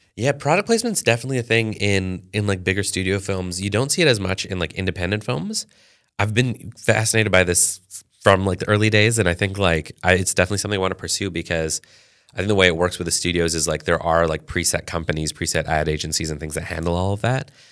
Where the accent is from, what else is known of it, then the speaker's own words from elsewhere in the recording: Canada; I was born in Canada